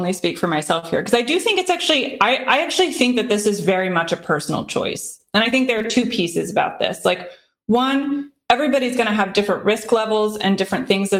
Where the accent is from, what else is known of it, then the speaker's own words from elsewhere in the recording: Midwest, South, United States; now in Boston, United States; I grew up in the South, grew up in the Midwest, grew up in more rural, more Republican areas. And now I live in Boston